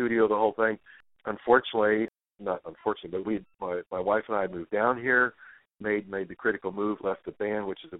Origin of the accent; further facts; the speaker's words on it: Moline, Illinois, United States; I grew up in Illinois, started my first band in fifth grade